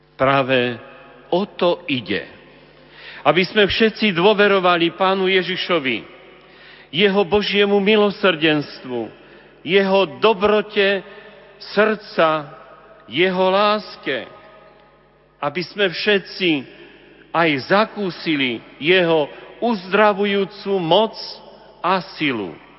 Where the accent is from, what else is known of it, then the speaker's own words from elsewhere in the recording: Hažín nad Cirochou, Prešov Region, Slovakia; v mojom rodisku, v Hažine nad Cirochou pri Humenom